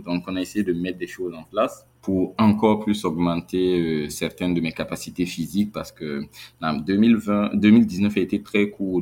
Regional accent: Burkina Faso; en tant que Burkinabé

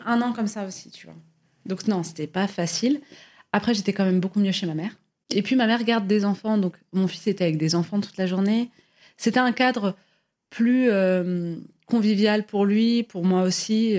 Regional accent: Algeria; je suis algérienne

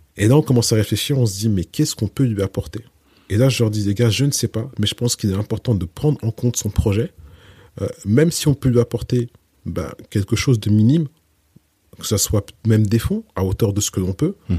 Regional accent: France; je suis né en France et j'ai grandi en France

